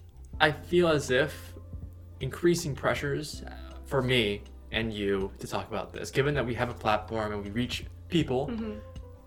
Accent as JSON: {"language": "English", "country": "United States", "said": "the fact that I am Asian American"}